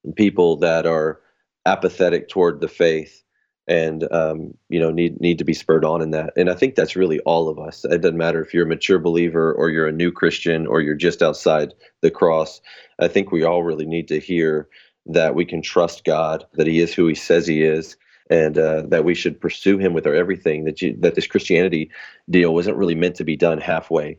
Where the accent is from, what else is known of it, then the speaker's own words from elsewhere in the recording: United States; I was born in America